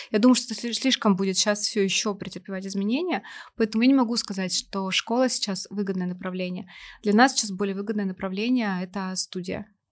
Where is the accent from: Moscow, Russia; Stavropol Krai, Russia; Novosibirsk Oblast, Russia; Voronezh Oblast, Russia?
Novosibirsk Oblast, Russia; Novosibirsk; я из Новосибирска родом